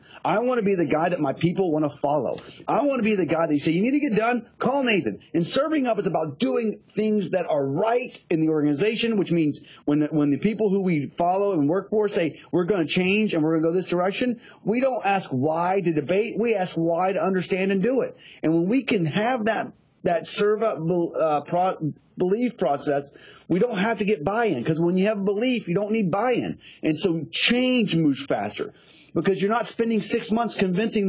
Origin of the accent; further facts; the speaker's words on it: Texas, United States; being a Texan